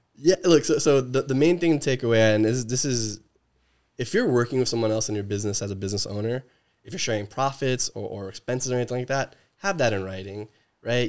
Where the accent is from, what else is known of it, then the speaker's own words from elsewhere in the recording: New Jersey, United States; moved away; I'm, I'm from the East Coast